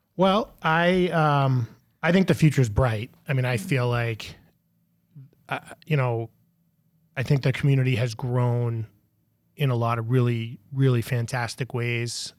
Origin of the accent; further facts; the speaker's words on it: Melrose, Massachusetts, United States; I grew up on the same street that I live in, live on now.